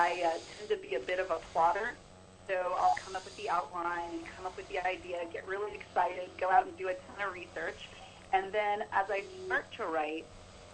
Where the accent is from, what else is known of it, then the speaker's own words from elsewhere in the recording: San Francisco Bay Area, California, United States; I am originally from the Bay Area